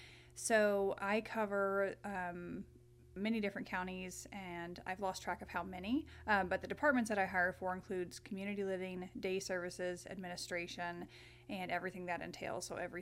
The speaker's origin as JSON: {"language": "English", "town": "Paradise", "region": "Texas", "country": "United States", "tie": "born or raised there", "lives_now": "Missouri, United States", "said": "So I grew up in Texas, in Paradise, Texas, no less."}